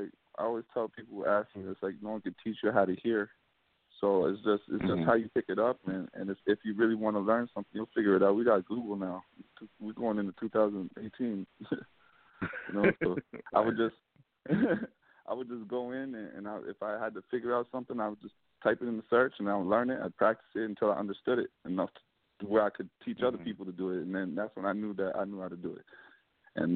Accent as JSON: {"language": "English", "town": "Hamilton", "region": "Ontario", "country": "Canada", "said": "Hamilton, Canada. Okay. So it's like a neighboring city to Toronto. We're like right close by."}